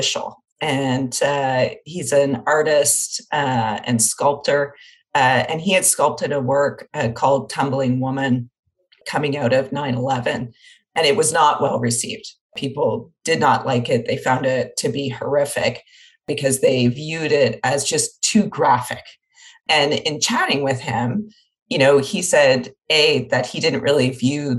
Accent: Windsor, Ontario, Canada; I'm from Windsor, Ontario

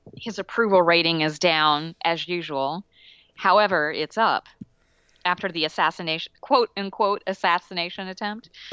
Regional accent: Alabama, United States; I grew up in Alabama.

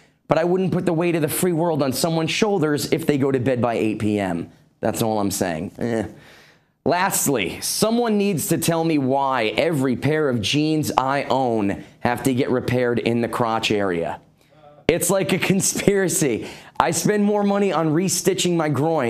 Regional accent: New York, United States; I'm from New York

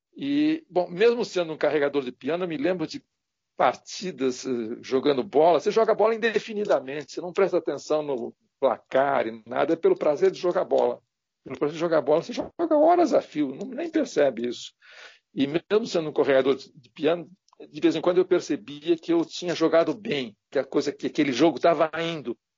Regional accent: Santos, São Paulo, Brazil; eu sou de Santos

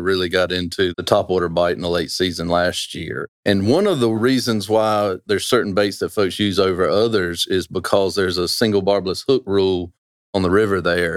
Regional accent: Roanoke Rapids, North Carolina, United States; I'm from Roanoke Rapids, right there, just down the road. I was walking distance from this river growing up

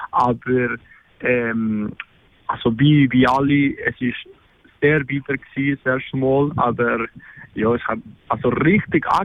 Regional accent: Argentina; German is a second language; ich bin 20 Jahre alt und ich komme aus Argentinien.

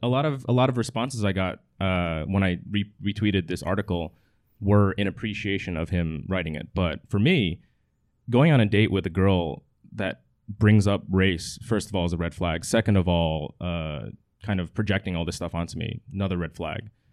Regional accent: New Jersey, United States; moved away as an adult; also born or lived in Providence, Rhode Island / San Francisco, California; now in Manhattan, United States; I'm from New Jersey originally.

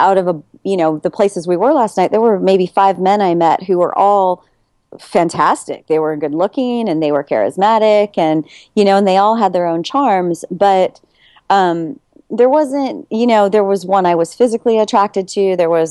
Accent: California, United States; I'm in Houston right now, and I'm from California, so I'm in Houston.

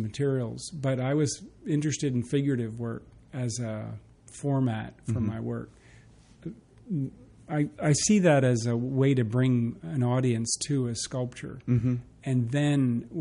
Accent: New Jersey, United States; moved away as an adult; also born or lived in Kentucky; now in Richmond, United States; I grew up in New Jersey, outside of New York

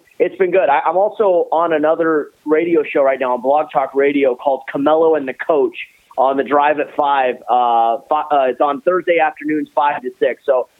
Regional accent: San Pedro, California, United States; born and raised in San Pedro, California. Grew up a lifelong Lakers, Dodgers fan.

